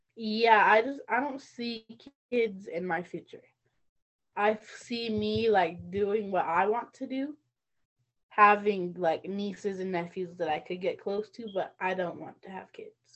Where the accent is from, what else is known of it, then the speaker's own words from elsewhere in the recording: Northern Arapaho, Wyoming, United States; I come from the Northern Arapaho tribe.